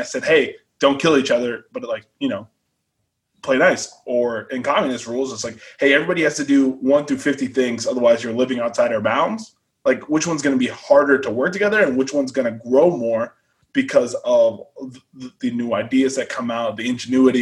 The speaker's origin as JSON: {"language": "English", "town": "Bremerton", "region": "Washington", "country": "United States", "tie": "born or raised there", "also_born_or_lived": "Guam / Hawaii", "moved": "yes", "said": "So I was born in Bremerton, but we only stayed there for about like a year and a half"}